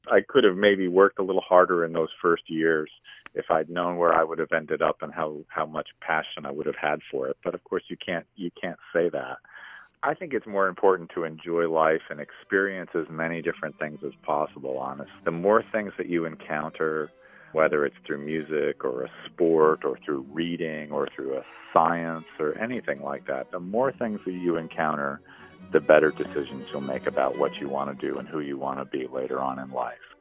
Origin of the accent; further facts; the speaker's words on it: Binghamton, New York, United States; moved away as an adult; also born or lived in Endwell, New York / Vestal, New York; now in Montreal, Canada; I live in Montreal, Canada, and I was born and raised in the Triple Cities